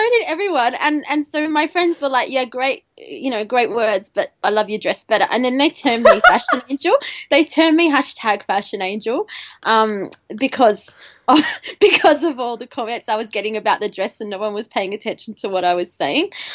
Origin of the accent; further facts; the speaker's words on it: Albury, New South Wales, Australia; I grew up in Albury, which is a really small town in the middle of Australia, in you know, in, in New South Wales Victorian border.